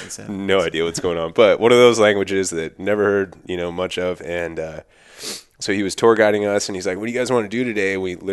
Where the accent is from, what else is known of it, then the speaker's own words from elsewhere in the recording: Thousand Oaks, California, United States; Born and raised Thousand Oaks, which is just north of LA.